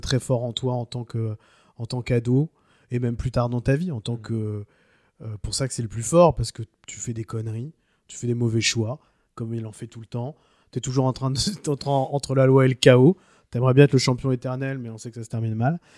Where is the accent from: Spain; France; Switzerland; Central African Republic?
France; chez nous en France